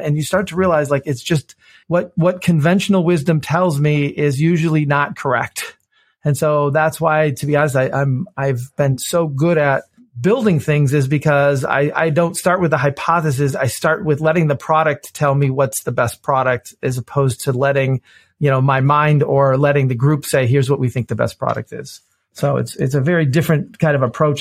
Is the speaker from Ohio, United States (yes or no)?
no; Detroit, Michigan, United States; I grew up in Detroit, Michigan. I've, you know, been born and raised here